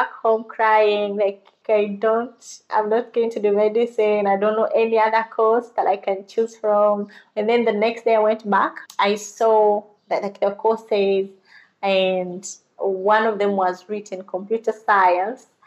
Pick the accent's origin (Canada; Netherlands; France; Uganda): Uganda; Originally, I'm from Uganda. I was born and raised in Uganda and was educated in Uganda.